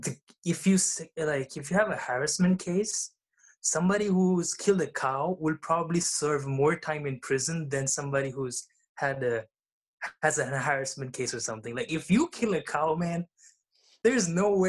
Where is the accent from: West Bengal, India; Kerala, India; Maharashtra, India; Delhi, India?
Delhi, India; moved away as an adult; now in Barcelona, Spain; I was born and brought up on the capital called Delhi